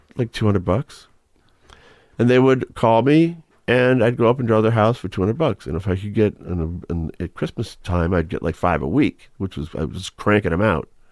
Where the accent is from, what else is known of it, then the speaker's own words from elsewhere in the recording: Marlborough, Massachusetts, United States; also born or lived in Manchester, Massachusetts / Gloucester, Massachusetts; when I was growing up in Ma-, Marlborough, Massachusetts. And then we all moved to, by the time I got to high school, we moved to Gloucester